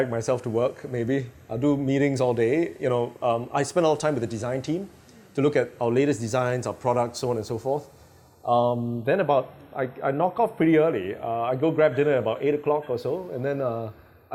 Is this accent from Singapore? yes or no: yes; Singapore; I'm Singaporean.